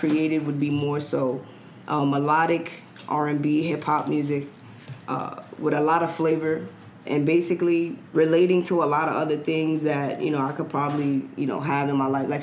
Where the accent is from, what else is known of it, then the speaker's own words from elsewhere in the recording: New York City, New York, United States; I'm from Queens, New York